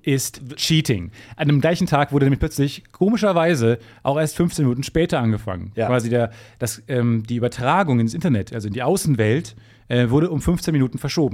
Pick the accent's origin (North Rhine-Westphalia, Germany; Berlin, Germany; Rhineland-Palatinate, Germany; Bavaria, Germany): North Rhine-Westphalia, Germany; Kreis Unna; Kreis Unna, wo ich geboren bin